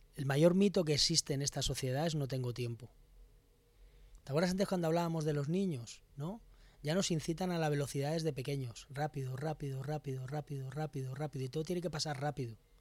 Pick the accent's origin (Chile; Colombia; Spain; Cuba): Spain; Alicante, Valencian Community; es la tierra donde vivo, yo soy de Alicante